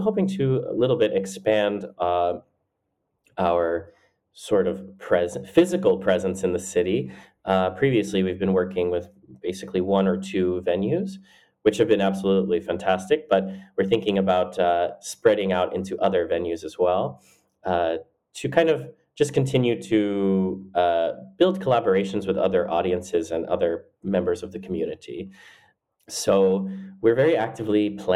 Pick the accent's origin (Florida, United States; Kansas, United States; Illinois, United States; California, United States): Florida, United States; growing up in Florida, it's a huge state and everything is quite spread